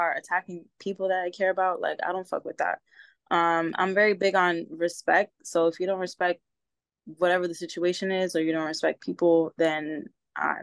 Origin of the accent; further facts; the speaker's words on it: New York City, New York, United States; moved away as an adult; now in San Diego, United States; I was born and raised in the Bronx, New York. And I've been living here in San Diego for the past 10 years